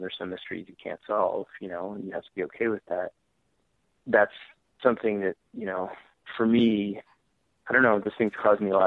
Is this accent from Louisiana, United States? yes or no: no; New York, United States; I grew up in New York